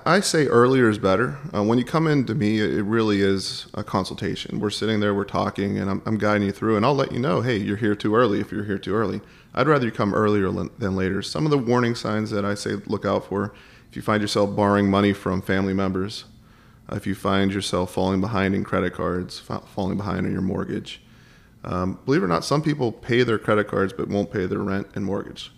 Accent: Pittsburgh, Pennsylvania, United States; I grew up in Pittsburgh

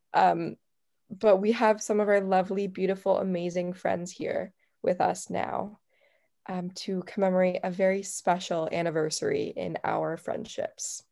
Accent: United States; as an American

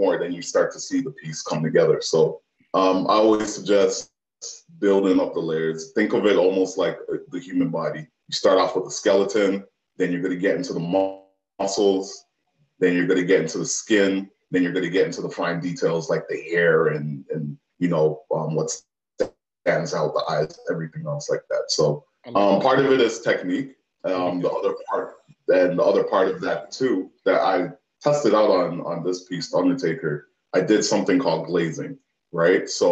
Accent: Canada; also born or lived in Toronto, Canada; I'm Canadian.

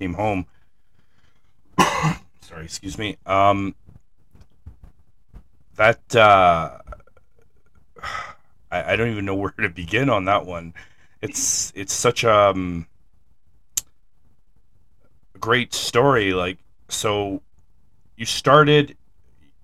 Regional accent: Canada; up here in Canada, I'm from Canada

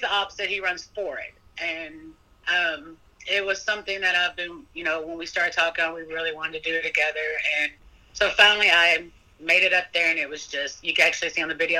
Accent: Kentucky, United States; now in Petersburg, United States; I'm originally from Kentucky

